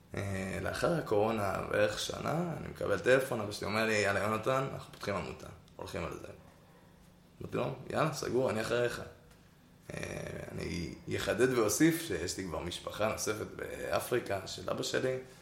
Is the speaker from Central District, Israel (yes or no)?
yes; Karmei Yosef, Central District, Israel; now in Tel Aviv, Israel; במקור אני מכרמי יוסף, גר היום בתל אביב